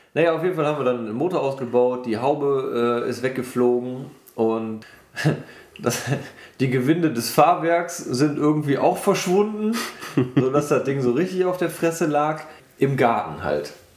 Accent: Wermelskirchen, North Rhine-Westphalia, Germany; ich komme aus dem Bergischen, aus Wermelskirchen.

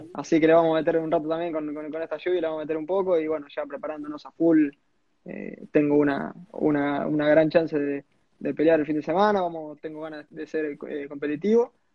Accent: small town near Rosario, Santa Fe, Argentina; yo soy un pueblito llamado Cebal, estoy a 40 kilómetros de Rosario

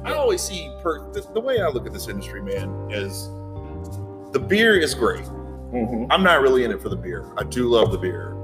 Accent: Charlotte, North Carolina, United States; I am from Charlotte

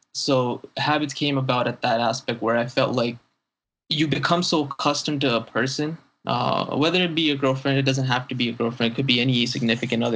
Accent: Saudi Arabia; growing up in Saudi Arabia, I'm not fluent in Arabic

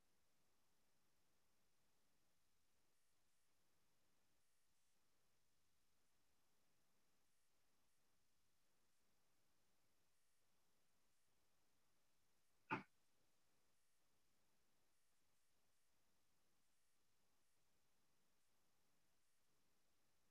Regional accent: Milwaukee, Wisconsin, United States; I was from Wisconsin, I'm from Wisconsin, Milwaukee area

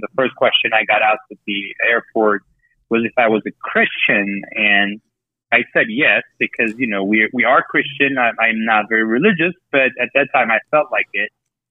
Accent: Yerevan, Armenia; moved away as an adult; now in Colorado, United States; I was born in Yerevan to a family of genocide survivors on my dad's side. Direct roots on the father's side are in Urfa.

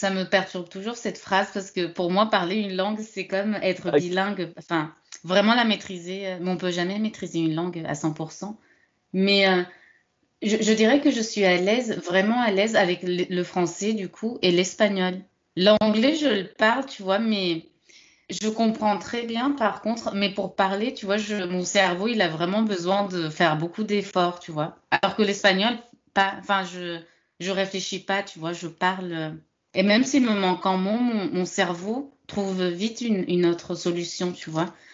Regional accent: France; je considère en tout cas en tant que française que tu parles le français.

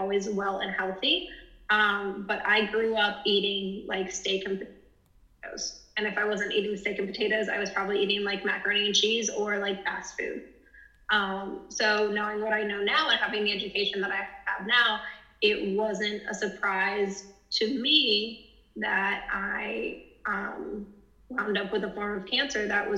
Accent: Jacksonville, Florida, United States; I am from Jacksonville, Florida

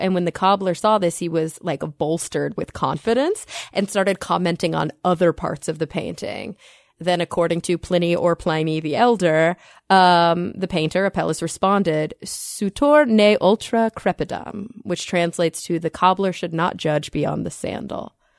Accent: Plano, Texas, United States; That's my hometown

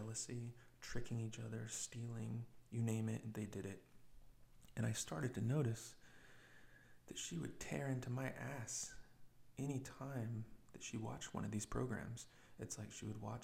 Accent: United States; I'm an American person.

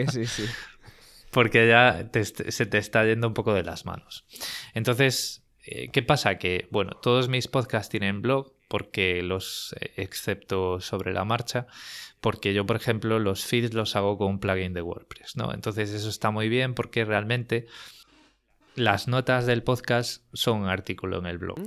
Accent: Vigo, Galicia, Spain; accent: Spanish; moved away as an adult; also born or lived in Madrid, Spain; now in Sydney, Australia; tengo 38 años, eh, nací en Vigo

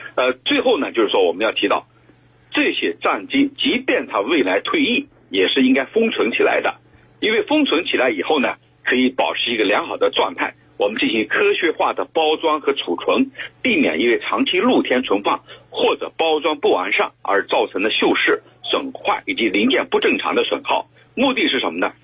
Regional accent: China; 咱们中国

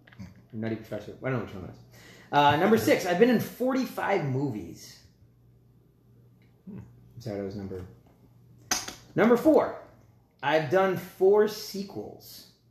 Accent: Englewood, New Jersey, United States; born there; I was born in Inglewood, New Jersey.

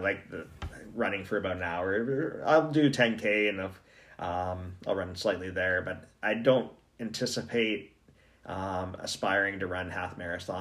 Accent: Ontario, Canada; now in Yellowknife, Canada; I grew up in Ontario

